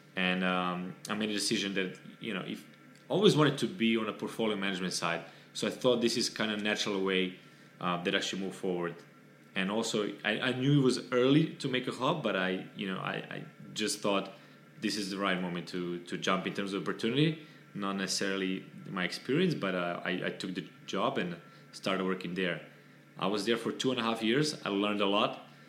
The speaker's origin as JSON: {"language": "English", "country": "Serbia", "moved": "as an adult", "lives_now": "Miami, United States", "said": "I'm originally from Serbia."}